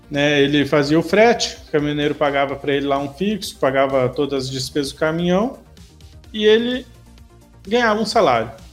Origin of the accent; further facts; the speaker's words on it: São Paulo, Brazil; eu sou de São Paulo